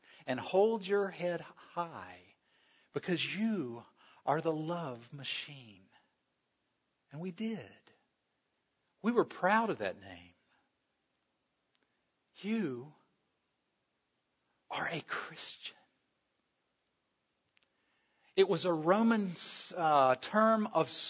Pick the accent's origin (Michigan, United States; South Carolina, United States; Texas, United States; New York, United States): South Carolina, United States; I grew up in South Carolina